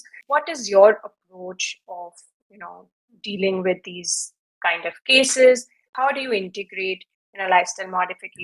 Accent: India; now in United States; living in India and being Indian, even if now I'm living in the US

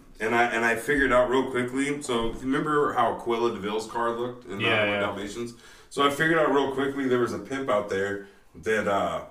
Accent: North Highlands, California, United States; growing up in North Islands

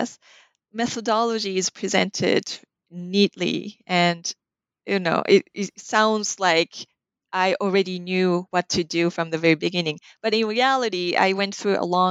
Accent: Japan; moved away; I was raised in Japan.

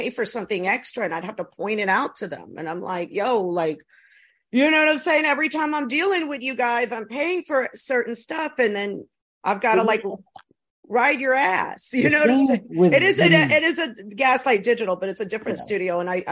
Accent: New York City, New York, United States; I'm originally from here, but, and I'm from the East Coast

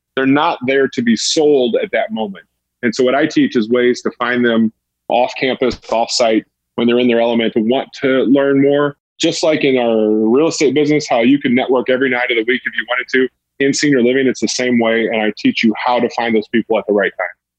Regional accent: St. Louis, Missouri, United States; I'm from St. Louis

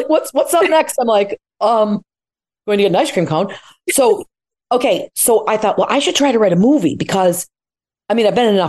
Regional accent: Syracuse, New York, United States; I was the second kid in upstate New York. I grew up outside of Syracuse, Casanova

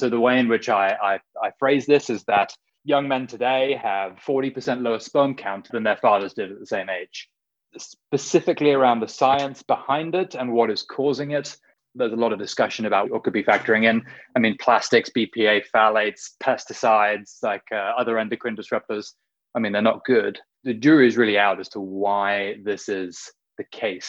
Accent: between Oxford and London, South East England, United Kingdom; now in San Francisco, United States; I'm from the UK, born and raised in this little village outside of London, about 40 minutes northwest, in between Oxford and London

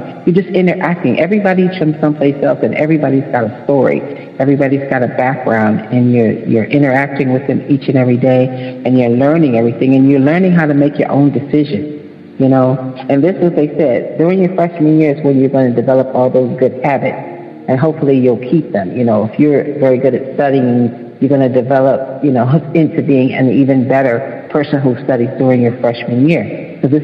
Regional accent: Chicago, Illinois, United States; I'm in the Detroit club because my dad lives in Detroit, but I'm from Chicago, so I'm in that club too.

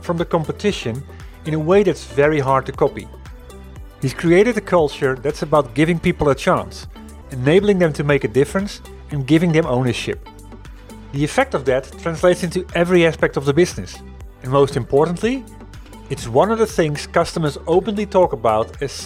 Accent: Netherlands; I'm coming from the Netherlands, and the company I used to work for

